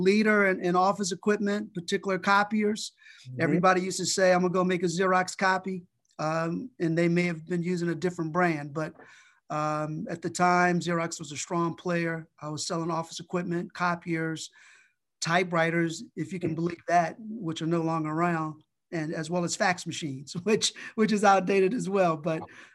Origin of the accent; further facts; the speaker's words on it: Richmond, Virginia, United States; moved away as an adult; now in Baltimore, United States; I'm actually from Richmond, Virginia. So a little south of Baltimore.